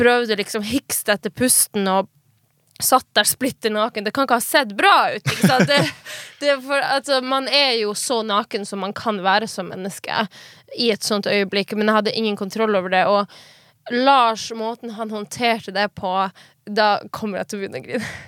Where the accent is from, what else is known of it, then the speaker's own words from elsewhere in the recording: Finnmark, Norway; moved away as an adult; also born or lived in Kautokeino / Tana; der jeg kommer fra, i Finnmark og de småbygdene i Finnmark